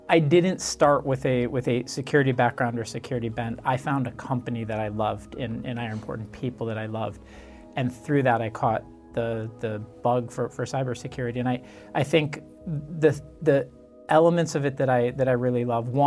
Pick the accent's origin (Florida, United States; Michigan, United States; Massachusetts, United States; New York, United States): Michigan, United States; moved away as an adult; For me, I grew up in Michigan, um, which is a, a, state in, in the Midwest, um, and it's a much quieter place.